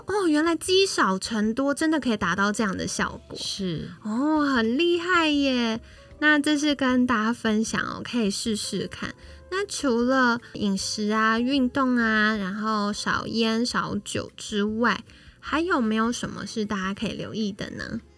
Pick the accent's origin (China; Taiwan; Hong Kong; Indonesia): Taiwan; 我们台湾人